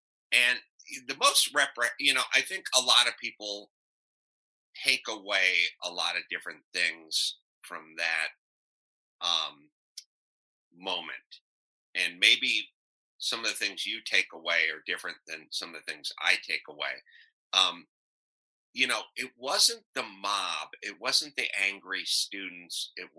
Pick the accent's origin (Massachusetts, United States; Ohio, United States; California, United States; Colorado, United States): California, United States; North Hollywood; I grew up in North Hollywood.